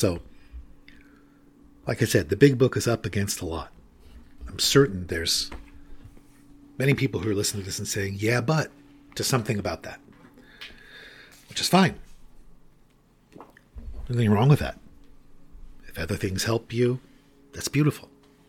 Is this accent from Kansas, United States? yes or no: no; California, United States; I used to be a big surfer when I was a beautiful woman growing up in Southern California and had long, flowing blonde hair.